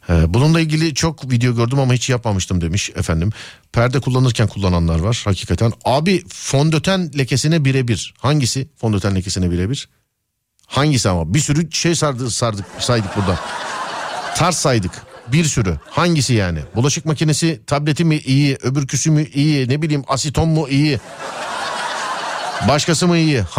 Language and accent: Turkish; Bozüyük, Bilecik Province, Turkey; Bilecik Bozüyük.